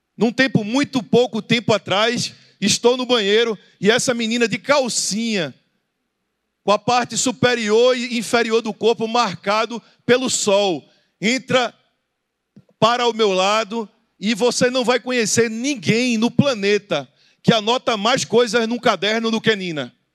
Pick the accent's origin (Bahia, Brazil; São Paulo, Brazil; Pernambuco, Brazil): Pernambuco, Brazil; Recife; Eu sou do Recife